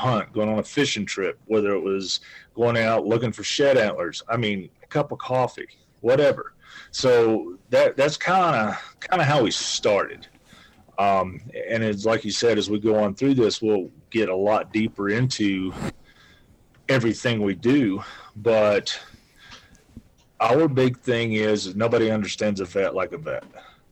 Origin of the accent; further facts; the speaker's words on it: Western North Carolina, United States; moved away as an adult; now in Wyoming, United States; I've only lived in Wyoming for 16 years. So I'm originally from Western North Carolina.